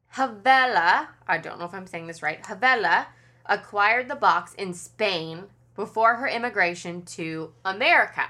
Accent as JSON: {"language": "English", "region": "Kentucky", "country": "United States", "said": "I'm from Kentucky and I live in Kentucky"}